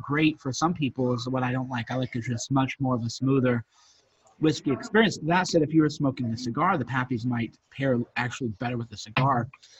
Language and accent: English; Midwest, United States